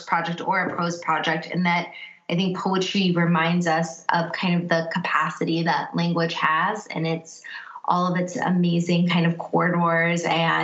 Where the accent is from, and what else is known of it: United States; born or raised there; first language English